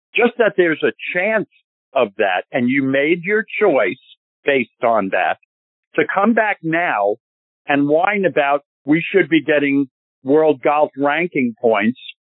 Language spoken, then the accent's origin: English; New York, United States; I'm a New Yorker